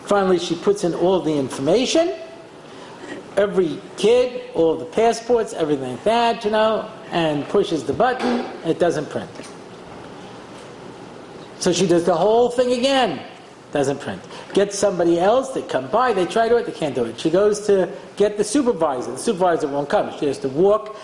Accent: United States; I'm an American

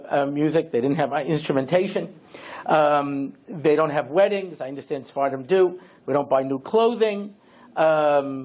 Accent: Long Island, New York, United States; I grew up out in Long Island, suburban Long Island

